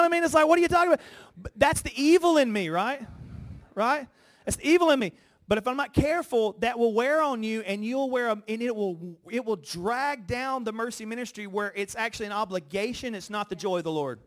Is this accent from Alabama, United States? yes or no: yes; Alabama, United States; moved away as an adult; also born or lived in Los Angeles; now in New York, United States; I grew up in Alabama